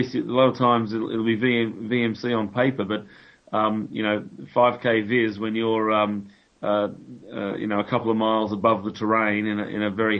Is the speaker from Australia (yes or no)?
yes; Australia; moved away as an adult; now in United Kingdom; I'm Australian, as you may be able to detect from my stupid accent